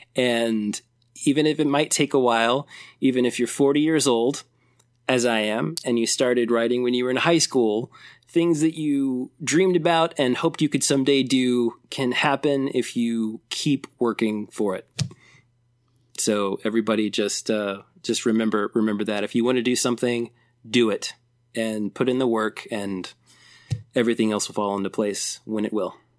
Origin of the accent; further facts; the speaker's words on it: Elizabeth, Indiana, United States; my hometown of Elizabeth, Indiana